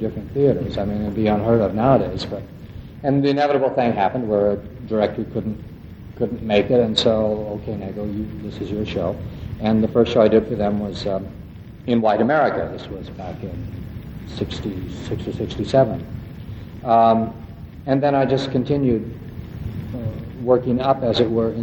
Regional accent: West Coast, United States; also born or lived in New York; now in Princeton, United States; I'm from the West Coast, and I began, as lots of other people did, with the Oregon Shakespeare Festival

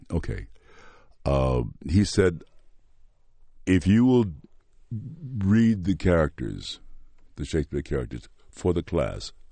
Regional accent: the South, United States; We're both from the South. He happens to be white. I happen to be black.

